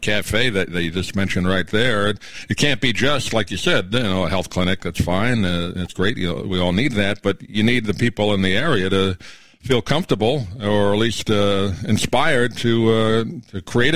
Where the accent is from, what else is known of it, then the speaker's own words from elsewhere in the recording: Long Island, New York, United States; also born or lived in Brooklyn; I was born in Brooklyn, but grew up in Long Island